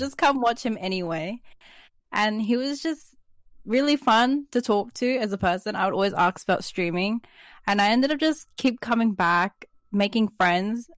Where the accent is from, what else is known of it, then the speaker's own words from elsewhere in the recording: Sydney, New South Wales, Australia; also born or lived in New Zealand; I'm a twenty-one-year-old amateur artist living in Sydney, Australia.